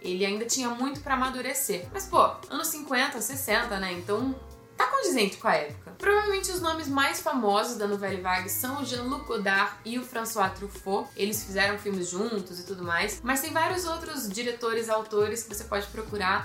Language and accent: Portuguese; Brazil; somos brasileiros